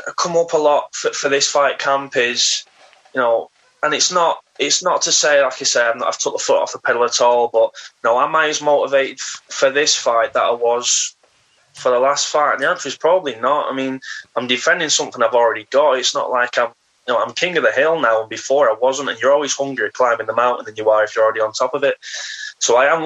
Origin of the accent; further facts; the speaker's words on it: Warrington, North West England, United Kingdom; I'm from Warrington, which is a big town